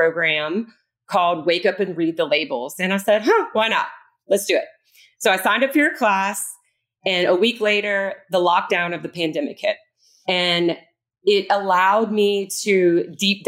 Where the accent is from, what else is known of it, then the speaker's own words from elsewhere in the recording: Bayou Lafourche, Louisiana, United States; I'm from Bayou Lafourche. We grew up with not too many available restaurants.